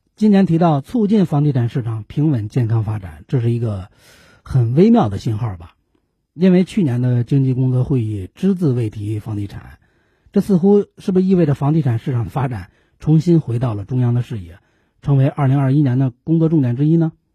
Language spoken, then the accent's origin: Chinese; China; 作为中国人